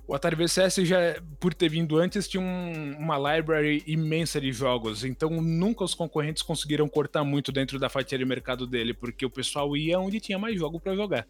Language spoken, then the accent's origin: Portuguese; Taboão da Serra, São Paulo, Brazil; Quando eu era criança, ainda morava no Taboão da Serra